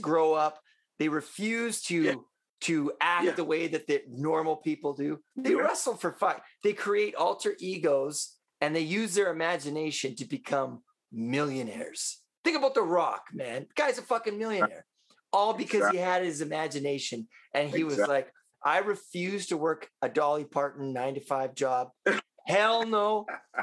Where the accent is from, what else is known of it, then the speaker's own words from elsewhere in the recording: Vancouver, British Columbia, Canada; I'm from Vancouver